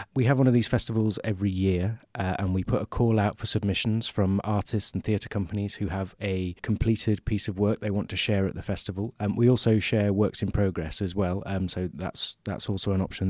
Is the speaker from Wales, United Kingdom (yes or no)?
no; Derbyshire, East Midlands, United Kingdom; moved away as an adult; now in Nottingham, United Kingdom; I'm from the region. I grew up in Derbyshire, and I went to college here in Nottingham